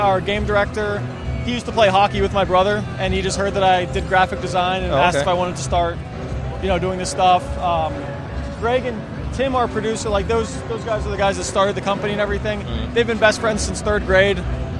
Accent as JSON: {"language": "English", "town": "Pittsburgh", "region": "Pennsylvania", "country": "United States", "tie": "born or raised there", "said": "we grew up around Pittsburgh. It was a big steel town, lots of railroads around."}